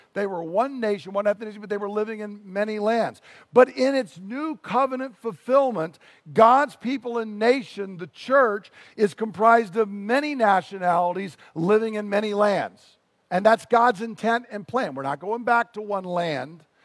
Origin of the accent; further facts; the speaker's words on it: United States; as an American